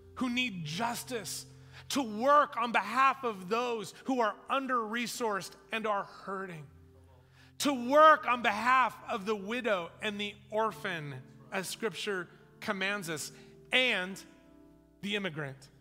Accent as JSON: {"language": "English", "country": "United States", "also_born_or_lived": "New Zealand", "said": "I'm an American"}